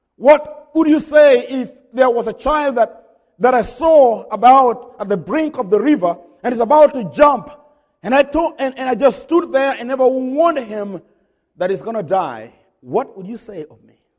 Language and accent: English; Kenya; now in Hodgenville, United States; I'm a Kenyan